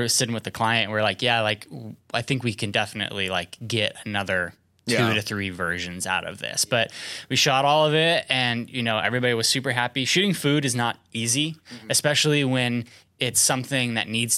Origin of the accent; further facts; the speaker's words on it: California, United States; moved away; I'm from California